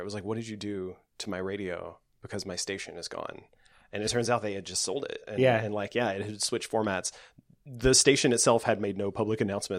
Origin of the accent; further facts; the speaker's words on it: Nashville, Tennessee, United States; Back in 99, I grew up in the Nashville area, and in high school, which was for me, was like 97 to 99.